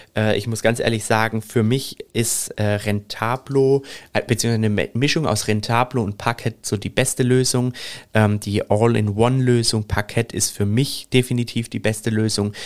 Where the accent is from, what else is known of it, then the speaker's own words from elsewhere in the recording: Germany; Bei uns in Deutschland